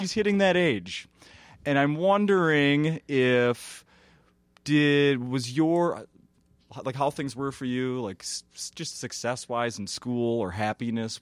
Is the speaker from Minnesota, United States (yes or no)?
yes; Saint Paul, Minnesota, United States; growing up in Saint Paul